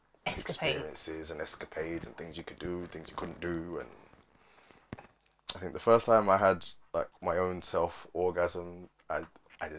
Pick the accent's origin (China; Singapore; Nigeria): Nigeria; I'm Nigerian, so my mum raised me